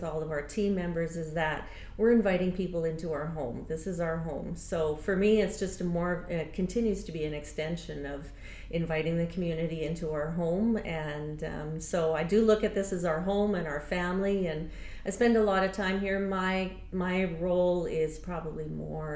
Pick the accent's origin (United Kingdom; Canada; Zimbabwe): Canada; Abbotsford, British Columbia; We both grew up in Abbotsford, both born and raised in Abbotsford, and grew up here